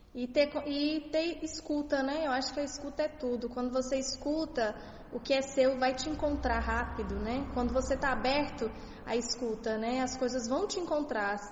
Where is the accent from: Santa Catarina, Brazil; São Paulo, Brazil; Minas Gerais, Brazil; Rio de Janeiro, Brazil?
Minas Gerais, Brazil; Sou de Minas